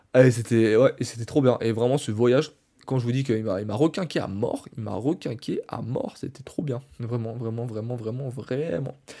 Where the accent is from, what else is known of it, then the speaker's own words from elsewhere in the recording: France; je suis français